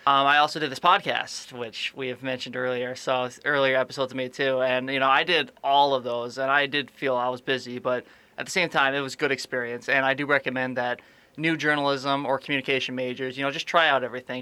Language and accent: English; Aberdeen, South Dakota, United States; I am from Aberdeen, South Dakota, a little northeast town